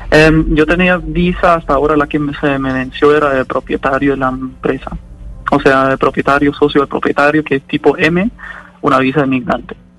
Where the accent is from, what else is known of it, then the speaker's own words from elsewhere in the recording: Bielefeld, North Rhine-Westphalia, Germany; moved away as an adult; now in Bucaramanga, Colombia; Yo me encuentro en Bielefeld, en Alemania, la ciudad donde yo nací y crecí, donde viven mis papás.